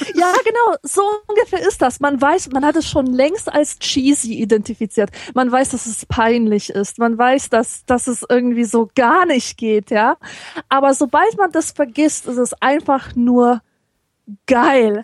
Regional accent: Poland; now in Germany; ich als Polin

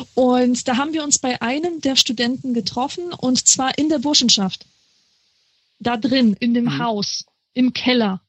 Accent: Marburg, Hesse, Germany; moved away; ich komme ja aus Marburg, also da ja. habe ich ja gewohnt

